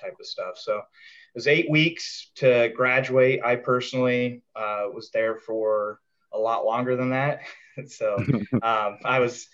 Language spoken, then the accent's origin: English; Colorado, United States; I grew up in Colorado